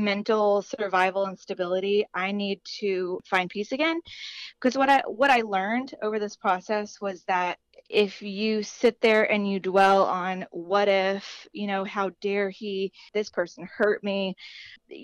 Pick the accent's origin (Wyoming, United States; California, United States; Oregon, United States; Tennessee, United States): Tennessee, United States; Chattanooga; now in Tampa, United States; I am originally from Chattanooga, Tennessee